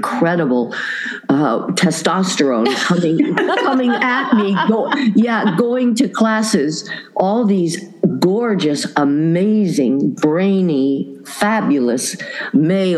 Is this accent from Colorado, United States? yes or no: yes; Boulder, Colorado, United States; I grew up in Boulder, Colorado